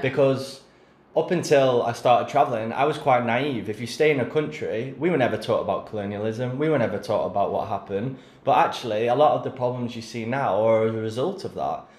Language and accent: English; England, United Kingdom; being English